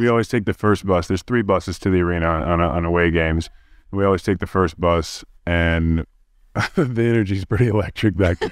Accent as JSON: {"language": "English", "town": "Oklahoma City", "region": "Oklahoma", "country": "United States", "said": "I'm also from Oklahoma City"}